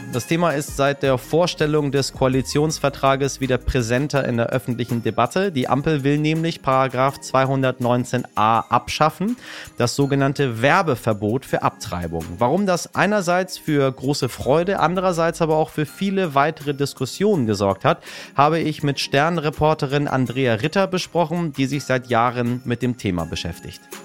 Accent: Iran; now in Germany; im Iran, ja, in meinem Heimatland

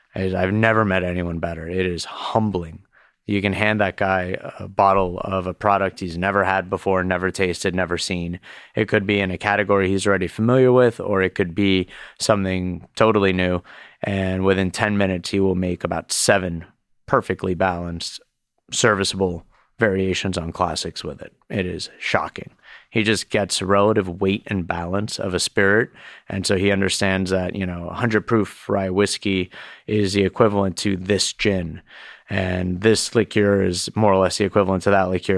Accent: Miami, Florida, United States; also born or lived in Boston; now in New York, United States; growing up in Miami

